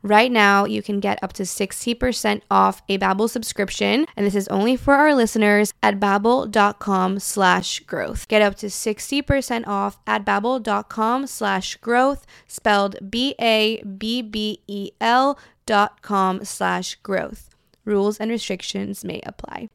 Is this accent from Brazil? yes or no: yes; Brazil; moved away; Because I grew up in Brazil, I speak Portuguese fluently, and then I also am fluent in English and in Spanish.